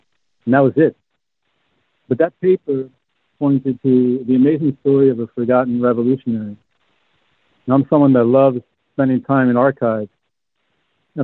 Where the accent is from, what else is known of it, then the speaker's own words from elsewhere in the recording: New York City, New York, United States; also born or lived in Morristown, New Jersey; I grew up in New York City